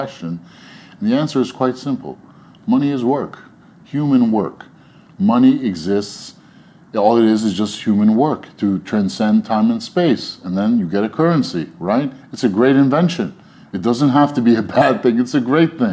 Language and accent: English; New York, United States; also born or lived in Egypt; I was born in Egypt to parents, and we moved to New York when I was 2 years old